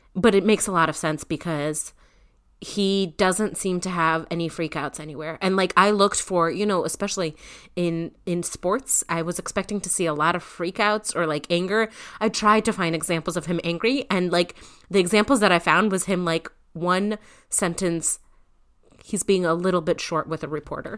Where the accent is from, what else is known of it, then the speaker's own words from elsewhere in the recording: Northeast, United States; I'm from the Northeast